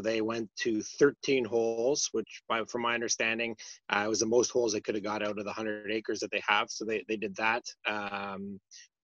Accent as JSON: {"language": "English", "town": "Russell", "region": "Ontario", "country": "Canada", "tie": "born or raised there", "said": "So I grew up in Russell throughout those years. So we lived in Russell until the time I went to university."}